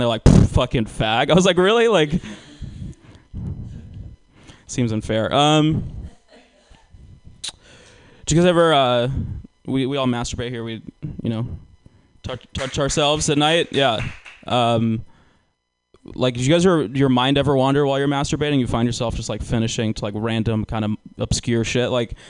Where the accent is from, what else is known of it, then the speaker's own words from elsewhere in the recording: Georgia, United States; moved away; I grew up in Georgia.